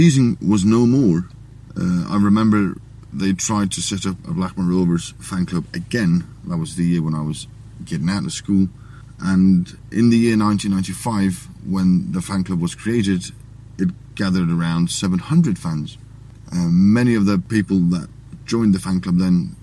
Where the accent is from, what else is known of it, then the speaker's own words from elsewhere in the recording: Faroe Islands; We're in the Faroe Islands, a nation that has 47,000 people living in it. My hometown has roughly 1,200